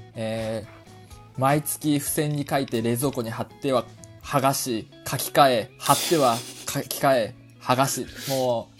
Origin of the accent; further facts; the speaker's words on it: Hamamatsu, Shizuoka, Japan; moved away; 僕は地元の浜松をイメージしたんですけど